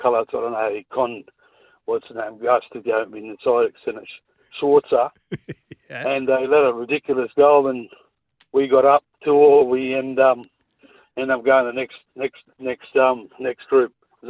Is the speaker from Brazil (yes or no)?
no; Montenegro; now in Australia; I'm from Montenegro.